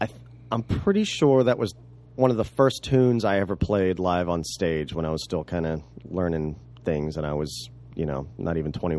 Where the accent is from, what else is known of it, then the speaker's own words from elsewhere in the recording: New Jersey, United States; moved away; also born or lived in Baltimore; I'm from South Jersey.